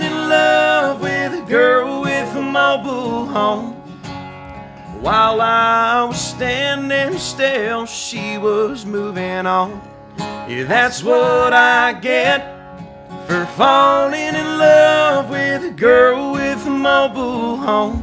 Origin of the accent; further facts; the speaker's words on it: Polk City, Florida, United States; also born or lived in Norway; the trailer park I grew up in Polk City, Florida